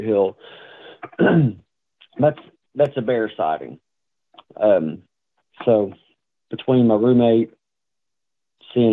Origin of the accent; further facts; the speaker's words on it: east of Greenup County, Kentucky, United States; In Greenup County, which is due west of my hometown